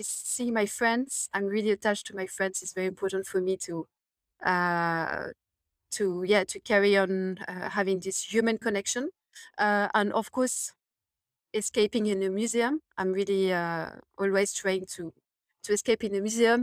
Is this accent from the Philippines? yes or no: no; Paris, Île-de-France, France; now in London, United Kingdom; I'm from Paris, I, I, I was, you know, raised in, in a city